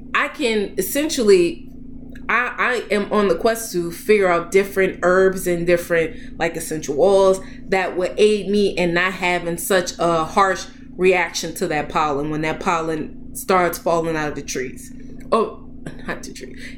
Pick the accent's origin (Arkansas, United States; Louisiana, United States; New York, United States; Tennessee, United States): Louisiana, United States; New Orleans; moved away as an adult; also born or lived in Boston; I'm from New Orleans. So Boston is a long way from home